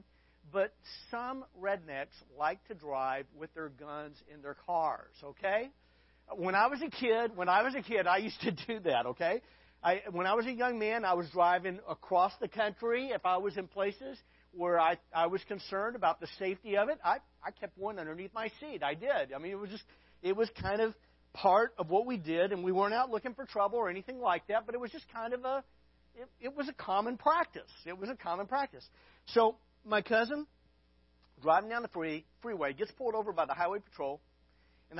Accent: Arkansas, United States; also born or lived in Texas; now in California, United States; I grew up in Arkansas, spent a little time in Texas, and most of my family lives in Arkansas and Texas

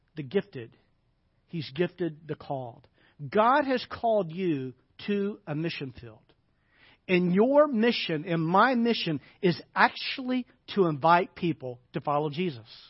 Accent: Arkansas, United States; moved away; I grew up in the South, grew up in Arkansas

